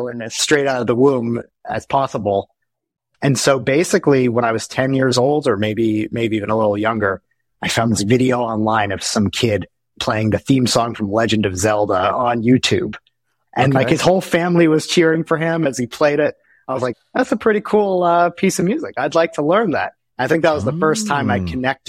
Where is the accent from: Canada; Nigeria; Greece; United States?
United States; New Jersey; I grew up in New Jersey, so I was very close to New York